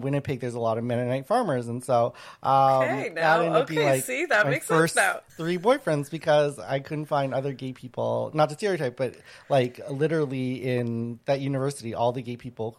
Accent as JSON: {"language": "English", "country": "Thailand", "tie": "born or raised there", "moved": "yes", "said": "I was born in Thailand. So I'm culturally Laos, but it's very similar to Thailand. I was born in Thailand."}